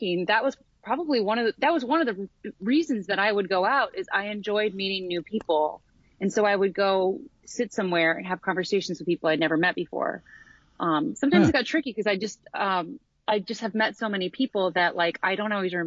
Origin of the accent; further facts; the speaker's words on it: Midwest, United States; now in Portland, United States; I'm from the Midwest